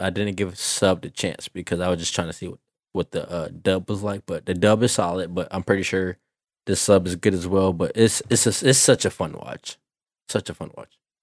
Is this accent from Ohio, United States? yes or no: no; Savannah, Georgia, United States; I'm a kid from the Savannah, Georgia area